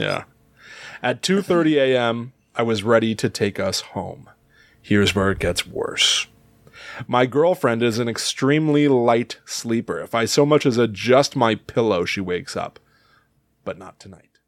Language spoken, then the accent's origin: English; Connecticut, United States; We grew up, obviously, in the Northeast U S. I, I've always felt like, you know, we came from Connecticut